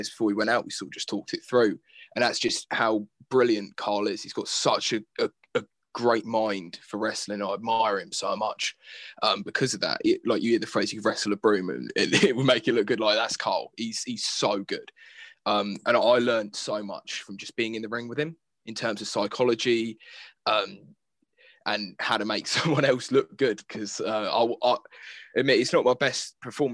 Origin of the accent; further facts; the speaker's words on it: Fareham, South East England, United Kingdom; I'm from Fareham, Portchester, so Portsmouth